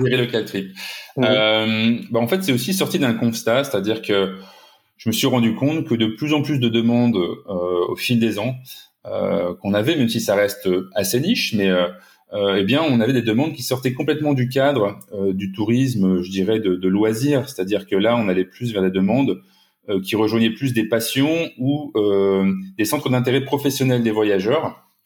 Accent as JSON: {"language": "French", "town": "Lille", "region": "Hauts-de-France", "country": "France", "also_born_or_lived": "Asia", "moved": "as an adult", "said": "Je suis originaire de Lille, donc, et voilà, j'ai vécu une dizaine d'années en Asie"}